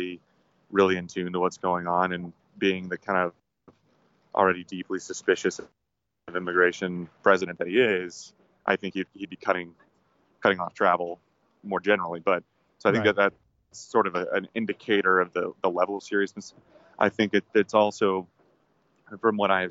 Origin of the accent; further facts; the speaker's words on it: Cumming, Georgia, United States; my hometown in Cumming, Georgia